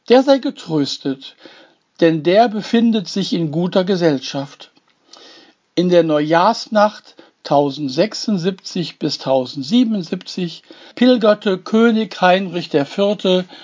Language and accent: German; Duisburg, North Rhine-Westphalia, Germany; Darum liegt mir meine Heimat Duisburg und ihre Briefkästen am Herzen.